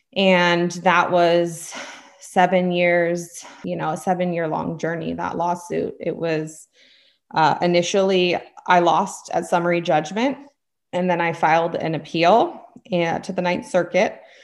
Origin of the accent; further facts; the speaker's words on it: California, United States; also born or lived in Pennsylvania; hail from California